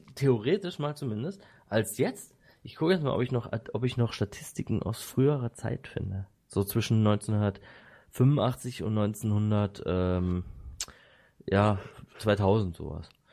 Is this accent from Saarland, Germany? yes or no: no; Bad Säckingen, Baden-Württemberg, Germany; ich wurde in Säckingen geboren, nicht in Waldshut.